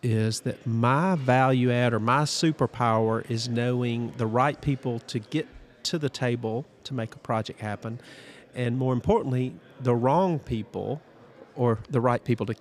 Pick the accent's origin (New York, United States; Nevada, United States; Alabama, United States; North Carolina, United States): Alabama, United States; Prattville; I'm a former mayor of my hometown of Prattville, Alabama